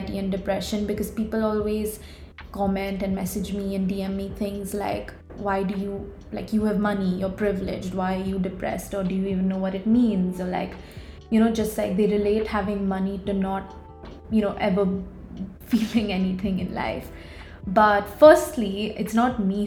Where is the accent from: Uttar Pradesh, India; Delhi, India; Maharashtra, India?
Maharashtra, India; Mumbai; I'm a 21-year-old content creator from Mumbai